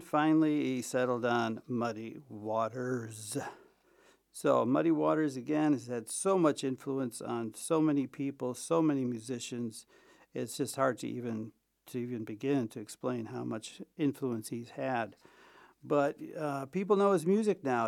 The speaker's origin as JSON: {"language": "English", "town": "Chicago", "region": "Illinois", "country": "United States", "tie": "born or raised there", "moved": "yes", "lives_now": "Vienna, Austria", "said": "my hometown, sweet home Chicago"}